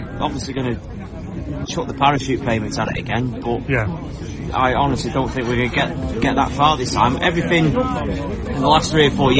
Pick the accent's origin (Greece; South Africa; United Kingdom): United Kingdom; Crewe, North West England; now in Nantwich, United Kingdom; I was born and bred in Crewe, live in Nantwich now, so I'm a little bit more upmarket.